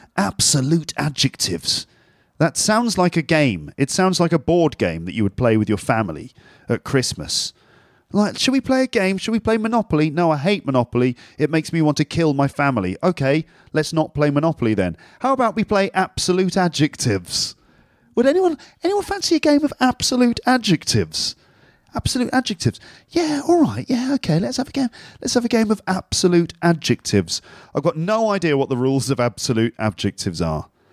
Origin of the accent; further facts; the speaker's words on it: London, United Kingdom; now in Paris, France; I'm from London, but at the moment I'm living in Paris